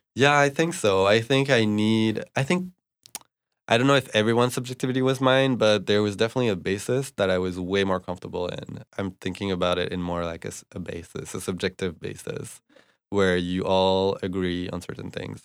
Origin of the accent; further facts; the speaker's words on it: Bordeaux, Nouvelle-Aquitaine, France; moved away as an adult; also born or lived in Montreal, Canada; now in United States; I grew up in France, in Bordeaux